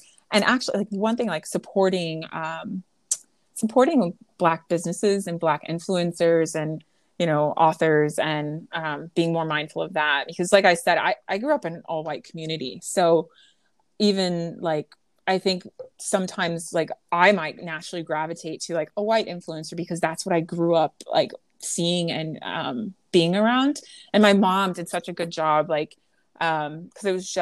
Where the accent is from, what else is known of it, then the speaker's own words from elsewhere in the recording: Creston, Iowa, United States; moved away as an adult; also born or lived in Los Angeles, California / Chicago, Illinois / Bermuda; So Southwest Iowa, Creston, Iowa is the name of my hometown.